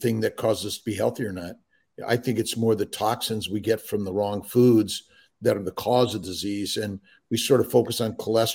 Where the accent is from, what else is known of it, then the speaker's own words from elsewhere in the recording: Southern California, United States; I grew up in Southern California